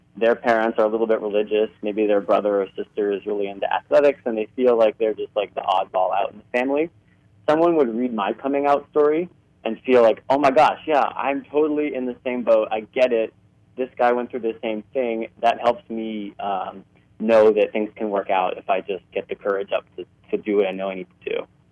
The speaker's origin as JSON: {"language": "English", "town": "Cincinnati", "region": "Ohio", "country": "United States", "tie": "born or raised there", "moved": "as an adult", "lives_now": "Toronto, Canada", "said": "I grew up in Cincinnati, Ohio"}